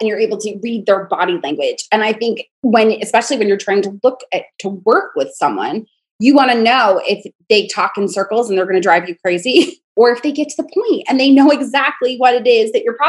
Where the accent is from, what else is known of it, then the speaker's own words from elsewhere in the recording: United States; moved away as an adult; also born or lived in North Carolina; now in Charlotte, United States; My accent's so mixed because I'm from New York, but live in North Carolina and I've been down here now 6 years. So my girls say y'all and they say fixin' and they sound very Southern, but I grew up an hour from New York City.